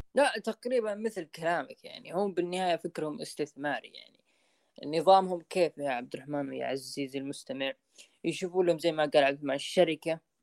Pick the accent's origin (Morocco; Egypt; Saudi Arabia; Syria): Saudi Arabia; عندنا في السعودية